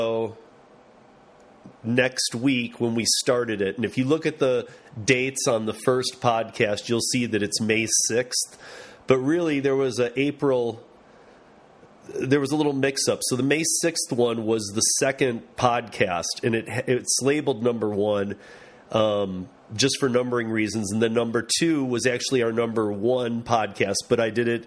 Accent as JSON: {"language": "English", "region": "Michigan", "country": "United States", "tie": "born or raised there", "said": "from Michigan, my home state, Grand Rapids"}